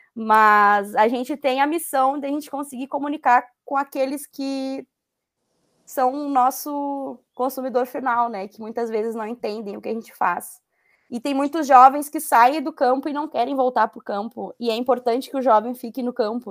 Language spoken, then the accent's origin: Portuguese; a municipality in Rio Grande do Sul, Brazil; quando eu retornei para a cidade, que onde meus pais moram e onde eu cresci